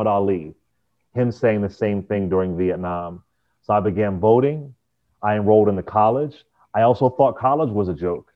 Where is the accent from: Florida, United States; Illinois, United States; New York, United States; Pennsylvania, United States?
Pennsylvania, United States; Philadelphia; I grew up in Philadelphia